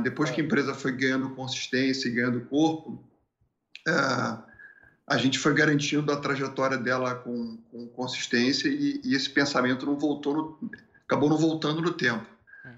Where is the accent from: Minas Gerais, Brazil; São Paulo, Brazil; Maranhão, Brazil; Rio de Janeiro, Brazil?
Rio de Janeiro, Brazil; moved away as an adult; also born or lived in Porto Alegre; do Rio de Janeiro porque eu não quero ficar aqui nesse, nesse lugar mais onde, onde eu nasci